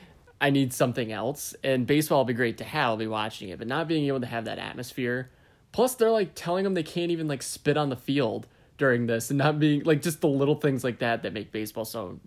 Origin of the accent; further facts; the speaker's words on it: Michigan, United States; I love the Tigers growing up in Michigan